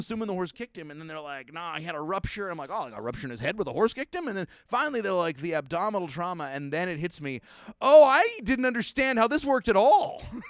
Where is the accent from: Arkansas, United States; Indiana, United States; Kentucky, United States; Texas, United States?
Kentucky, United States; I'm from Kentucky.